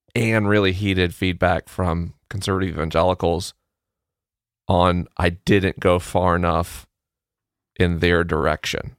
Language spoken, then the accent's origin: English; the South, Southern United States, United States; accent: Southern; my Southern accent